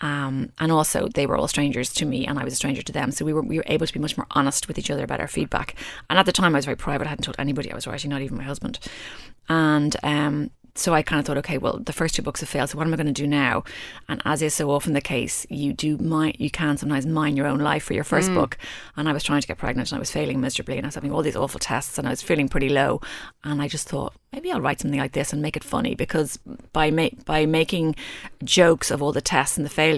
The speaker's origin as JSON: {"language": "English", "country": "Ireland", "said": "I'm Irish"}